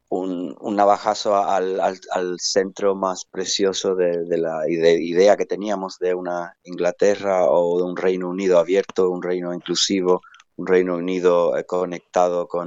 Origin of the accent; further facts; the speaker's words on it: Gibraltar; Definitivamente mi tierra, mis raíces es Gibraltar, ahí es donde entiendo el idioma, entiendo el lenguaje